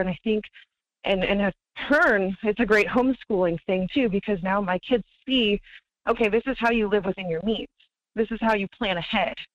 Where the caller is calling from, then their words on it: Wasilla, Alaska, United States; calling from Wasilla.